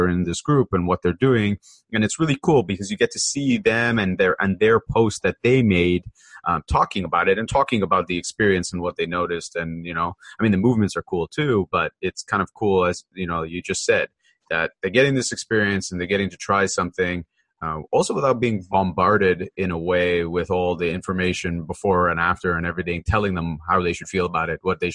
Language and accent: English; Canada; I'm Canadian